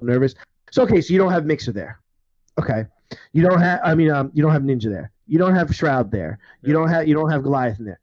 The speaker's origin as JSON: {"language": "English", "region": "New York", "country": "United States", "said": "I'm from New York"}